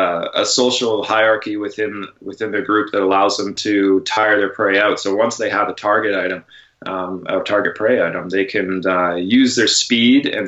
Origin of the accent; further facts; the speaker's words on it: Canada; now in San Diego, United States; as a Canadian